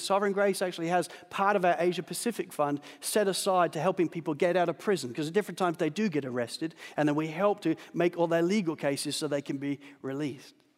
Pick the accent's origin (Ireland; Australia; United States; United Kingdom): Australia; as an Australian